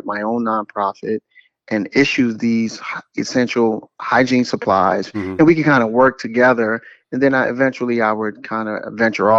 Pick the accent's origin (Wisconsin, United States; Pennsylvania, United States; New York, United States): New York, United States; New York City; also born or lived in Washington, D.C.; now in Atlanta, United States; I'm originally from Brooklyn, New York.